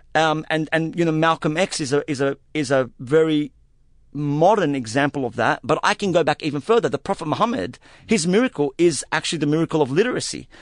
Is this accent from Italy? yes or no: no; Australia; an Arab Australian Muslim man who, who, who has been a silenced minority for most of my life